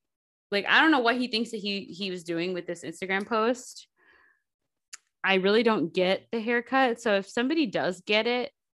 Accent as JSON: {"language": "English", "town": "Milwaukee", "region": "Wisconsin", "country": "United States", "tie": "born or raised there", "said": "in my hometown on a free stage at Summerfest."}